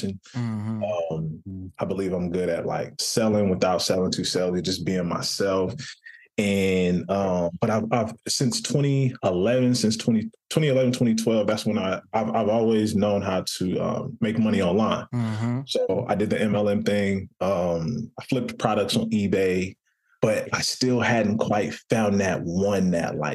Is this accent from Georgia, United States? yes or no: no; New Orleans, Louisiana, United States; also born or lived in California; now in Los Angeles, United States; I grew up born and raised in New Orleans, Louisiana